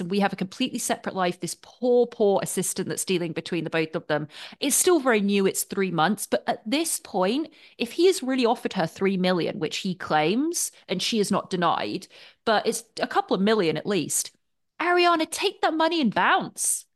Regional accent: England, United Kingdom; moved away; growing up in England

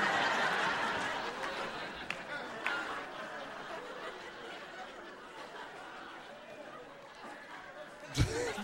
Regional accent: Oakland, California, United States; I grew up in Oakland, California

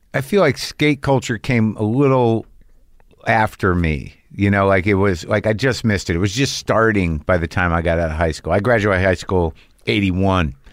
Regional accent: New Mexico, United States; I grew up in New Mexico

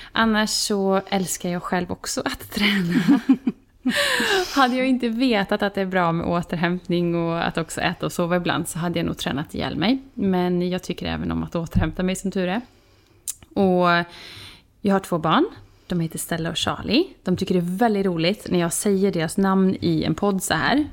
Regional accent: Vara, Västra Götaland, Sweden; moved away as an adult; now in Båstad, Sweden; vi kommer ju från eh, Vara som ligger mitt in i landet på Västgötaslätta. Mm. Så där bodde jag i 36 år

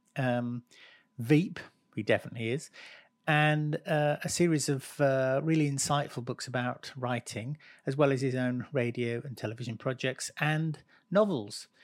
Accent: Lancashire, North West England, United Kingdom; I was born in Lancashire

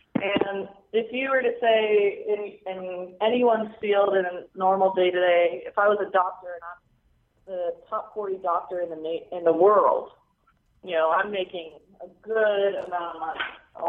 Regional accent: United States; being an American

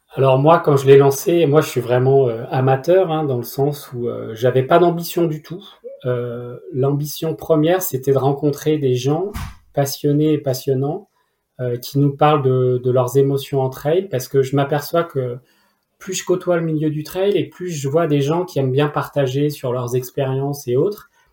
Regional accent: region of the SaintéLyon race, Auvergne-Rhône-Alpes, France; moved away; qui est dans ma région d'origine

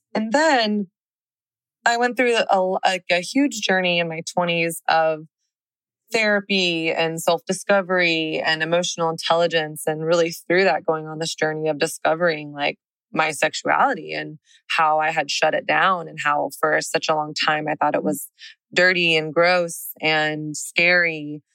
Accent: the South, United States; now in Texas, United States; I didn't grow up in a Christian home, but I grew up in the South.

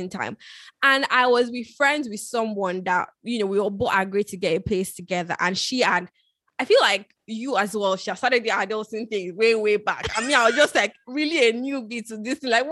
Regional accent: Nigeria; moved away as an adult; now in United Kingdom; I moved from Nigeria to the UK for school

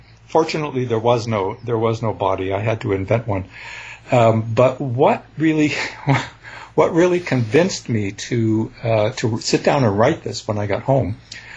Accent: Canada; I'm a Canadian

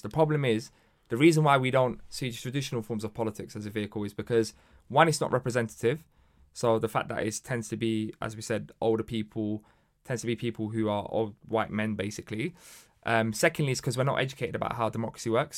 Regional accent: London, United Kingdom; born or raised there

